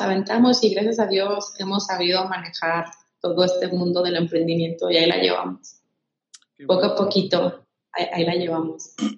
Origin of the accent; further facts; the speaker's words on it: Michoacán, Mexico; now in Jalisco, Mexico; yo soy de Michoacán